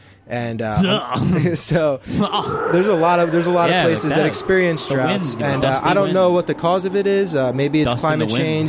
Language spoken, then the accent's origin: English; New Jersey, United States; I'm from New Jersey.